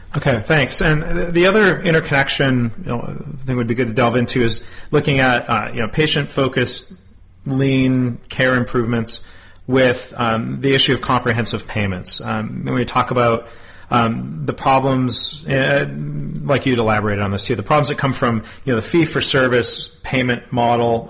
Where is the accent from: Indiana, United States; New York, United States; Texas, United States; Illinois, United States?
Texas, United States; my home state of Texas